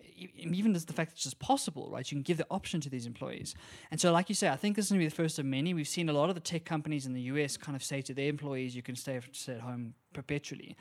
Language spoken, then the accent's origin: English; South Africa; we're from South Africa